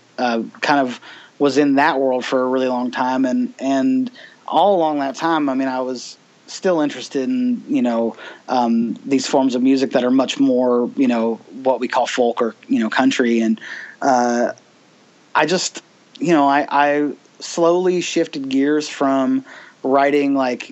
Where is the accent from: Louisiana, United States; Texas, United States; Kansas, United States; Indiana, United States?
Indiana, United States; Bloomington; also born or lived in Dayton, Ohio / California / Portland, Oregon / Florida; I basically got reacquainted with my hometown. It had been a bit since I had lived here. I moved away from Bloomington